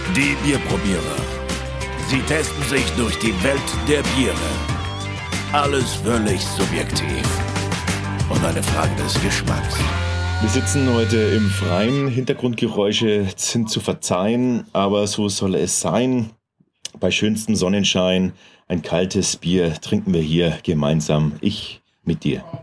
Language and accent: German; Franconia, Bavaria, Germany; bei uns in Franken